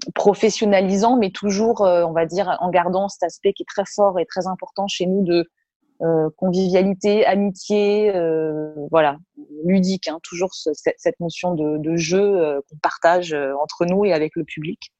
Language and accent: French; Marciac, Occitania, France; moved away; also born or lived in Toulouse; j'ai grandi à Marciac, hein, la, la grande terre du jazz euh, dans, le, Gers.